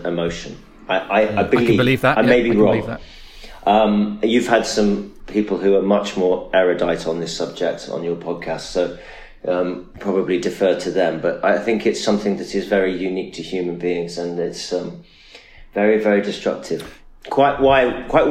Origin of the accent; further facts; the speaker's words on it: Nottingham, East Midlands, United Kingdom; also born or lived in Manchester; I'm from Nottingham.